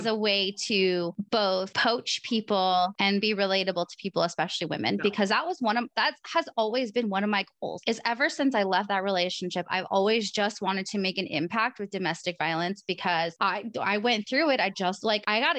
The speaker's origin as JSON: {"language": "English", "region": "Oregon", "country": "United States", "said": "I'm from Oregon"}